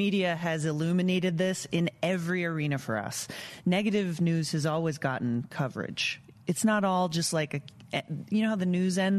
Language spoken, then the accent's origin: English; Dallas, Texas, United States; born there; So I was born in Dallas.